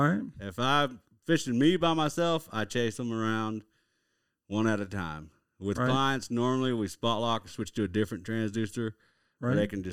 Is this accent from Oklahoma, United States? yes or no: yes; Lawton, Oklahoma, United States; I'm from Lawton, Oklahoma, originally.